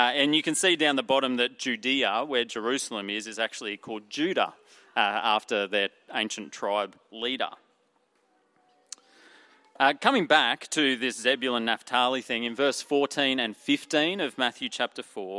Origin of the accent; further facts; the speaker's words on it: Emerald, Queensland, Australia; I'm from Emerald in central Queensland